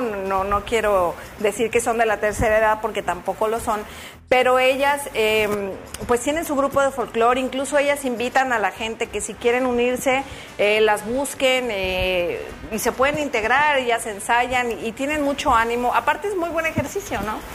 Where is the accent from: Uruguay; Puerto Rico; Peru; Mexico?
Mexico; nosotros en, en México pues tenemos todas esas danzas